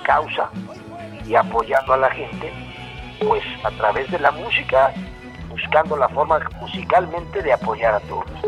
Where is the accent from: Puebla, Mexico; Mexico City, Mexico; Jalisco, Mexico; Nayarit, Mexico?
Puebla, Mexico; Los poblanos